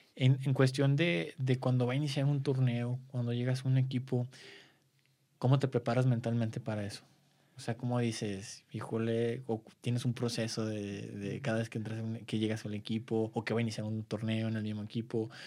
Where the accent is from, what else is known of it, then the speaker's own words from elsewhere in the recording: Guadalajara, Jalisco, Mexico; yo soy de Guadalajara